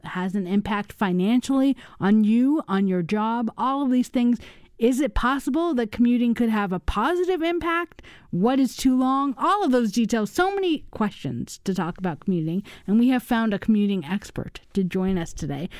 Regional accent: Los Angeles, California, United States; also born or lived in Washington, D.C.; now in Wisconsin, United States; I grew up in Los Angeles

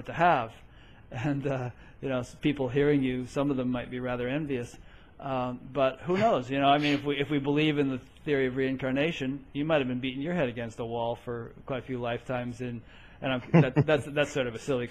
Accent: Connecticut, United States; I grew up in Connecticut, you know, not too far from New York City.

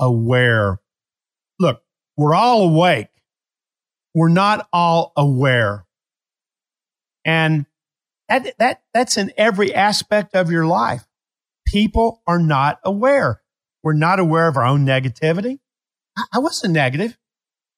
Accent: Appalachia, United States; I was raised in Appalachia.

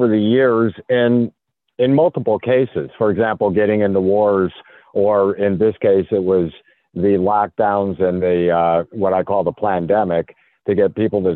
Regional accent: Chicago, Illinois, United States; I'm from Chicago, and I find myself investigating the corruption in Chicago

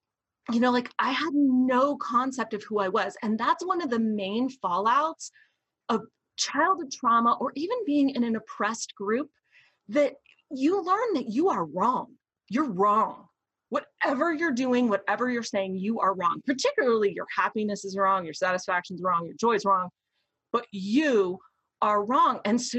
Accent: Deep South, United States; I was raised in the Deep South.

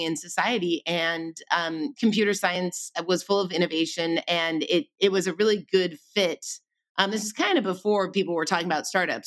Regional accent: Pasadena, California, United States; I grew up in Pasadena

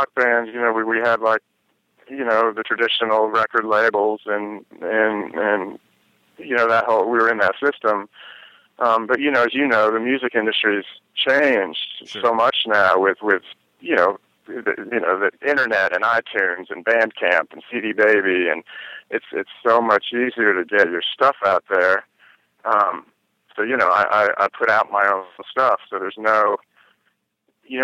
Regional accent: New York, United States; when I grew up in New York, in New York State

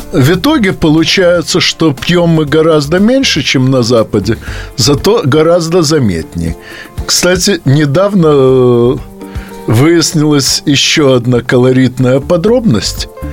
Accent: Odesa, Odesa Oblast, Ukraine; moved away as an adult; now in Moscow, Russia; в той части России, где я родился, а именно на Украине.

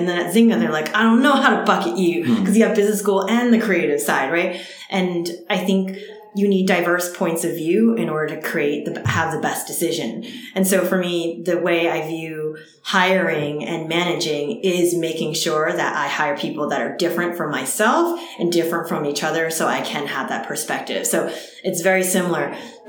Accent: East Coast, United States; now in California, United States; growing up on the East Coast, because there were fewer Asians there or where I was forced to assimilate.

